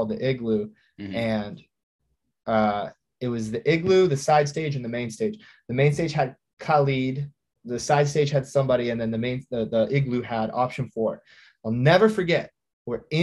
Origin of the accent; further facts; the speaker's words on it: Traverse City, Michigan, United States; there's no nightlife in my hometown